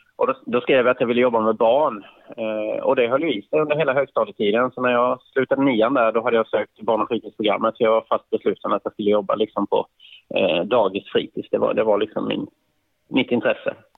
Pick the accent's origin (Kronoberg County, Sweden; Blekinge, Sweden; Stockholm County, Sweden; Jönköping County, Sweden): Blekinge, Sweden; Karlskrona; född och uppvuxen i eh, Karlskrona